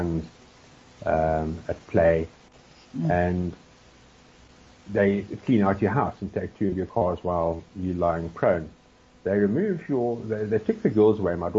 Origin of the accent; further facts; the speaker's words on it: South Africa; our being South African